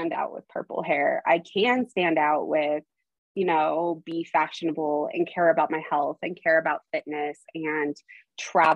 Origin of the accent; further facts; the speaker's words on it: Idaho, United States; also born or lived in Arizona; I was born in Arizona and at the age of 8, I moved to Idaho